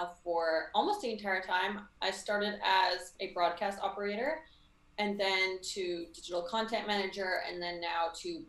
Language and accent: English; Vancouver, British Columbia, Canada; Vancouver, Canada.